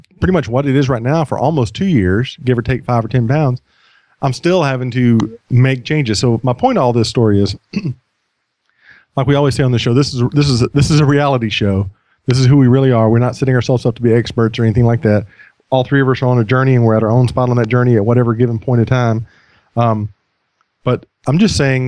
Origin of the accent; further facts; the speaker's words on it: United States; I'm an American